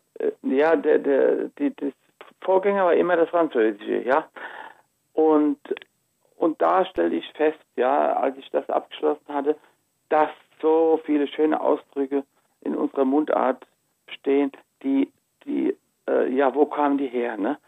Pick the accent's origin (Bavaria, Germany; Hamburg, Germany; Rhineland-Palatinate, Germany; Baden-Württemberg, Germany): Rhineland-Palatinate, Germany; Rhenish Hesse; Rheinhessen ist das Gebiet, wo ich aufgewachsen bin, wo meine Wurzeln sind und wo ich geforscht habe